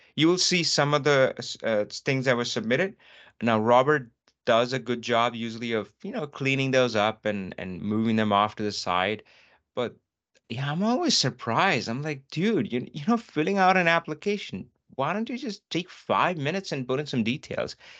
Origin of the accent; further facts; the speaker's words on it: North India, India; moved away; I'm from North India